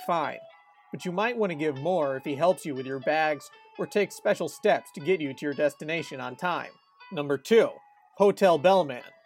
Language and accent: English; United States; born and raised in America